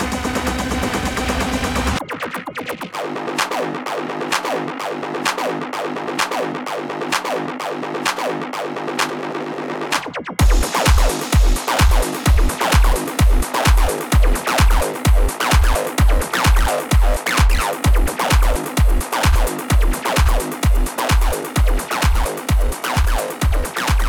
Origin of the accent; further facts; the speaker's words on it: Houston, Texas, United States; I'm from Houston